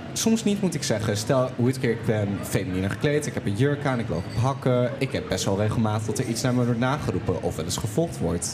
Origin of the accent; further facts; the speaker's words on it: Twente, Overijssel, Netherlands; now in Groningen, Netherlands; Ik kom uit Twente